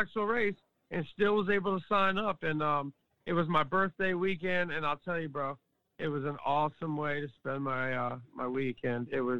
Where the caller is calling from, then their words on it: Maryland, United States; I'm calling from Maryland, right outside of Washington, D.C.